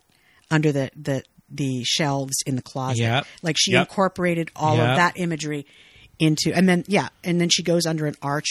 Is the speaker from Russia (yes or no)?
no; Fresno, California, United States; I'm from Fresno. Mexican family